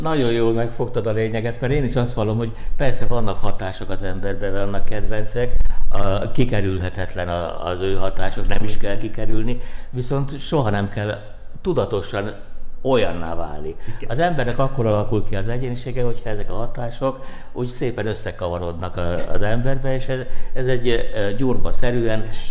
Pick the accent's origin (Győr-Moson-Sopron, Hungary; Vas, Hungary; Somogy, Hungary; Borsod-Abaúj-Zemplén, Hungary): Vas, Hungary; Szombathely; moved away; szombathely nekem a szülővárosom